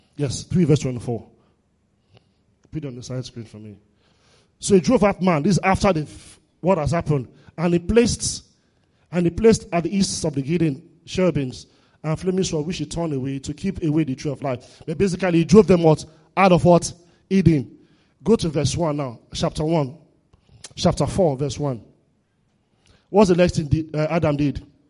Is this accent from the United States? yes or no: no; Warri, Delta, Nigeria; I grew up in Warri.